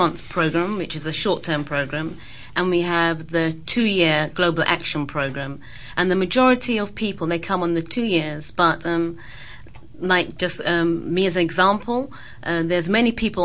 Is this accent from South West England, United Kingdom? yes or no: no; London, United Kingdom; moved away; I think my accent gives me away. I'm born and raised in London, England. My parents are from Jamaica.